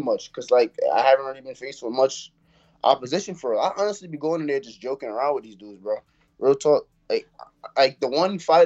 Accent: New York City, New York, United States; the way how we grew up out here

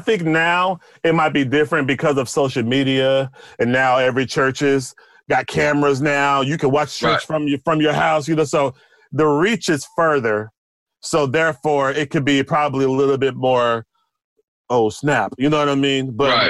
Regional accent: Houston, Texas, United States; now in New York, United States; Because where I was coming from, I came from Houston. You know, I was like the best. I was one of the top in Houston.

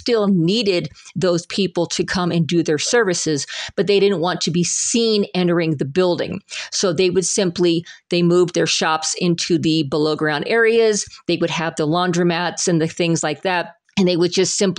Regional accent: Salida, Colorado, United States; I was raised in Salida.

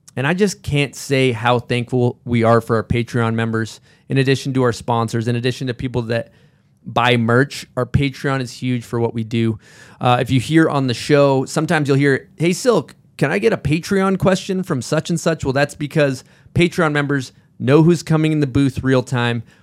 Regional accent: Massachusetts, United States; I'm from Massachusetts

